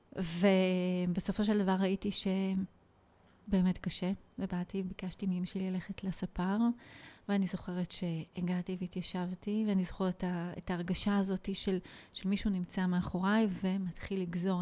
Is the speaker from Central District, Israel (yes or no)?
no; Nof HaGalil, Northern District, Israel; איפה גדלתי? בעצם את השנים שלי כילדה וכמתבגרת אה, ביליתי בנצרת עילית, מה שנקרא היום נוף הגליל